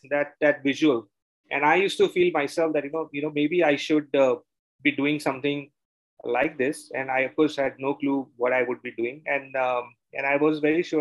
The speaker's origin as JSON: {"language": "English", "town": "Mumbai", "region": "Maharashtra", "country": "India", "tie": "born or raised there", "moved": "as an adult", "lives_now": "Bangalore, India", "said": "I am from Bombay. I grew up in Bombay, and then I moved because of my work to Bangalore almost close to 25 years back."}